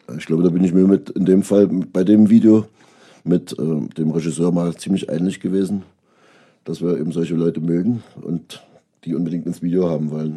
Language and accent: German; Großenhain, Saxony, Germany; born or raised there; also born or lived in Köpenick, Berlin; now in Berlin, Germany